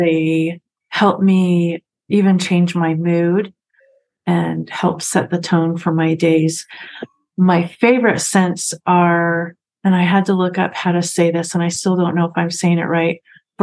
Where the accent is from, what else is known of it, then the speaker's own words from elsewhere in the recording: Washington, United States; also born or lived in Springville, Utah; now in Salem, Utah, United States; I was raised in Washington State